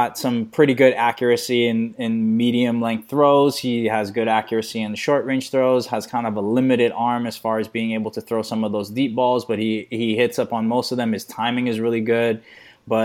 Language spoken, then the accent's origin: English; Honolulu, Hawaii, United States; also born or lived in Arizona; now in Los Angeles, United States; I'm born and raised in Honolulu, Hawaii.